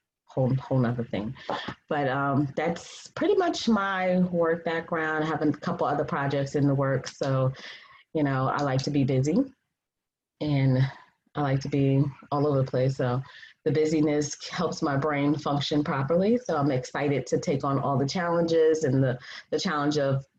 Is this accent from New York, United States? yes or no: yes; Freeport, New York, United States; moved away as an adult; now in Atlanta, United States; I'm originally from New York, Long Island, Strong Island, Freeport, 11520